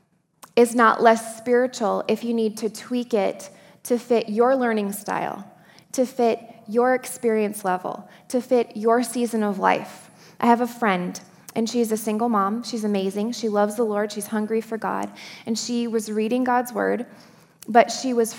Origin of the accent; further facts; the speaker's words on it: Upper Peninsula of Michigan, United States; I grew up in the Upper Peninsula of Michigan